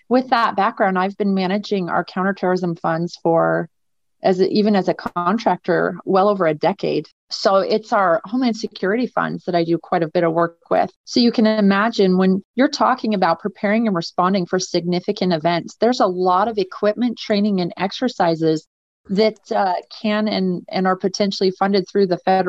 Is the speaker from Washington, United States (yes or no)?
yes; Seattle, Washington, United States; moved away as an adult; now in Las Vegas, United States; I'm a transplant. I'm from Seattle, Washington, actually.